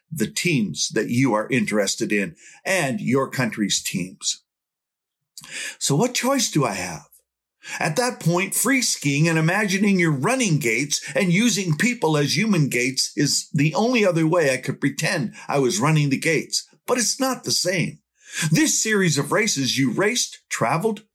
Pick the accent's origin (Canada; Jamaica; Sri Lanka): Canada; from Canada